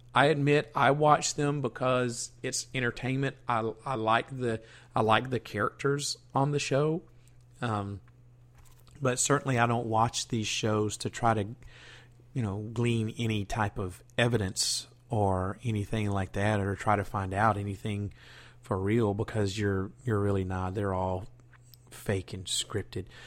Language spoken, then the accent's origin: English; the South, United States; I was born and raised in the South